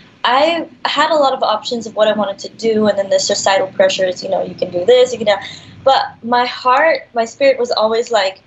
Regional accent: Dubai, United Arab Emirates; now in Los Angeles, United States; So I was born in Dubai

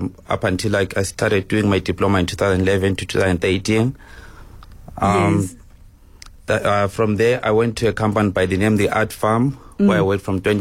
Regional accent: Zimbabwe; moved away as an adult; now in South Africa; actually I'm coming from Zim.

